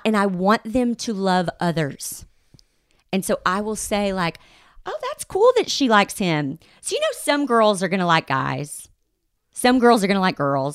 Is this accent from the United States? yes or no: yes; the Bible Belt, United States; I grew up in the Bible Belt